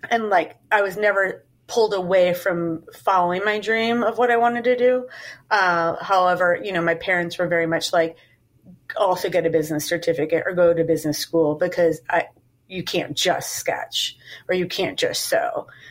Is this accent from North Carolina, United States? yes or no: no; Chicago, Illinois, United States; moved away as an adult; now in New York, United States; I'm from Chicago and moved to New York in 1999